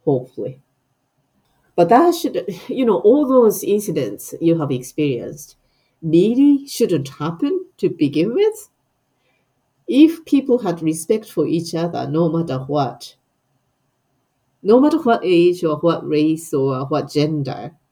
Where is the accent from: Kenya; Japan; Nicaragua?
Japan; moved away as an adult; now in Scotland, United Kingdom; I have a history as a Japanese person born and bred in Japan. I know I have identity as a Japanese who lives in Scotland.